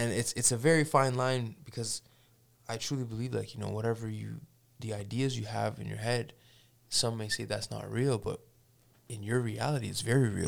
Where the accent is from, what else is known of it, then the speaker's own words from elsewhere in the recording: Toronto, Ontario, Canada; now in Edmonton, Canada; I grew up in Toronto